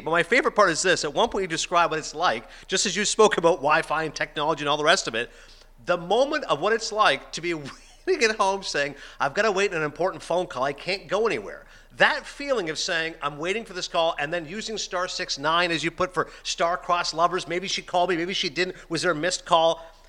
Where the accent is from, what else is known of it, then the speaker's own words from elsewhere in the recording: Toronto, Ontario, Canada; moved away; I'm from Toronto, Chuck.